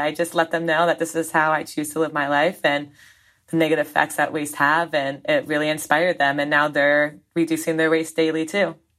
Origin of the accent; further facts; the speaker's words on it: Southern Vermont, United States; down in Southern Vermont near my hometown.